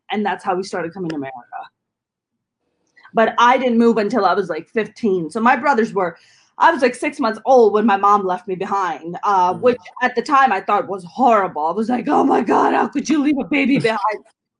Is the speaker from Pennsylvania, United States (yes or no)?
no; Jersey City, New Jersey, United States; I grew up in Jersey City